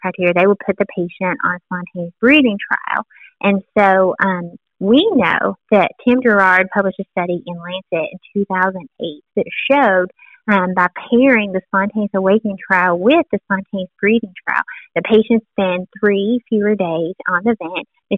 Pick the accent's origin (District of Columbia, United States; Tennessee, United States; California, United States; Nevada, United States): Tennessee, United States; I'm from Tennessee